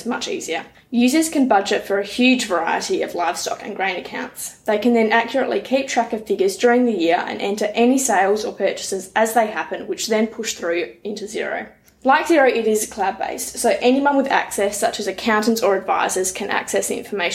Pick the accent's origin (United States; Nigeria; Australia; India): Australia; Badgingarra, Western Australia; also born or lived in Perth; now in Moora, Australia; I'm originally from Badgingarra